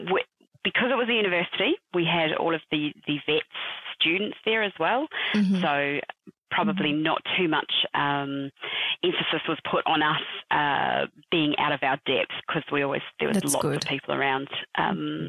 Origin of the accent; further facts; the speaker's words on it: New Zealand; moved away as an adult; also born or lived in United Kingdom; now in Perth, Australia; I am originally from New Zealand. I am now currently living in Perth.